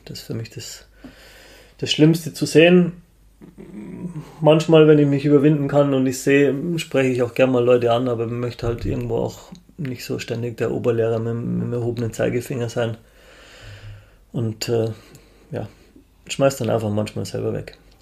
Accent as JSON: {"language": "German", "town": "Munich", "region": "Bavaria", "country": "Germany", "said": "als Münchner"}